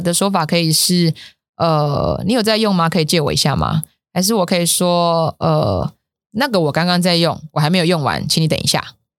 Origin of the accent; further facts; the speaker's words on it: Taiwan; moved away as an adult; 我回来台湾十年了